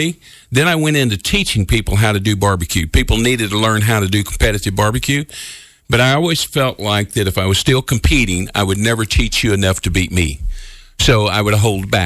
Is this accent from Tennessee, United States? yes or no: yes; Memphis, Tennessee, United States; moved away as an adult; now in Evansville, United States; Originally, I'm from Memphis, so you wonder why I'm in Evansville, Indiana right now